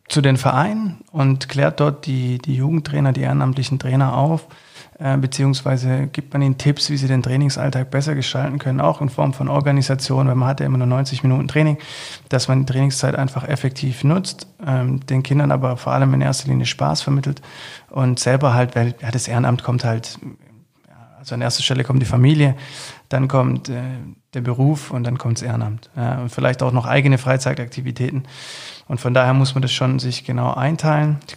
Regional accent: Filderstadt, Baden-Württemberg, Germany; also born or lived in Leinfelden-Echterdingen; ich bin in Filderstadt groß geworden, äh, beziehungsweise in Leinfeld Leinfelden Echterding

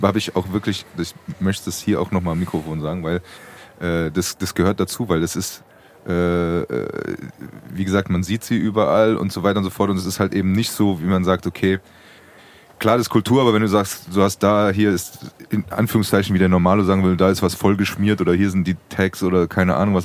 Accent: Frankfurt, Hesse, Germany; als Frankfurter Bub

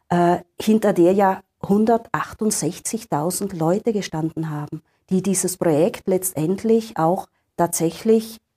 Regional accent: Tyrol, Austria; in Osttirol, bei uns in Nordtirol, in Südtirol und auch im Veneto

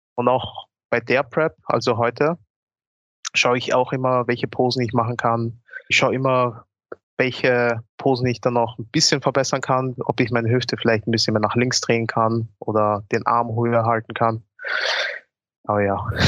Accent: Austria; Ich komme aus Österreich aber meine Familie kommt eigentlich aus Ghana. Also ich bin hier in Österreich geboren worden

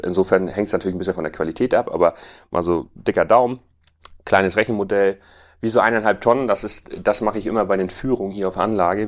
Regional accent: Tüttendorf, Schleswig-Holstein, Germany; Ich bin ähm, landwirtschaftlicher Unternehmer hier in Düttendorf, habe 2006 in sechster Generation den Betrieb meines Vaters übernommen

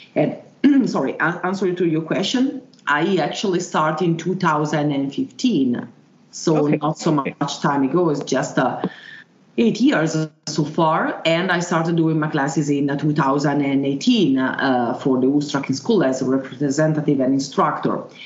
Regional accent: Italy; English is a second language; I was born in Italy. I got a remote uh, Slovenian origins and also remote German.

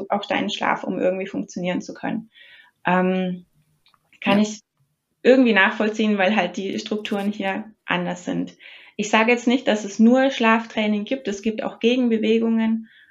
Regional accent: Germany; now in New Jersey, United States; Wir als, als Deutsche

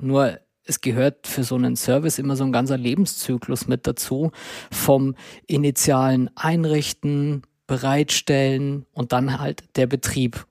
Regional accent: Würzburg, Bavaria, Germany; moved away as an adult; now in Munich, Germany; ich komme gebürtig aus Würzburg, dort bin ich geboren und aufgewachsen

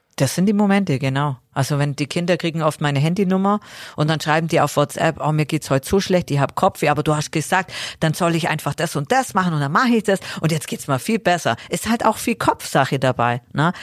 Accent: Augsburg, Bavaria, Germany; in der Sporthalle Augsburg dann gemacht, in meiner Heimatstadt

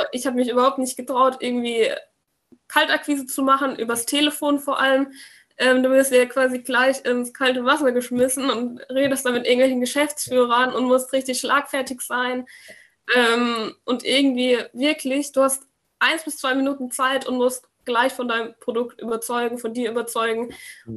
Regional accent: near Würzburg, Bavaria, Germany; komme aus der Nähe von Würzburg

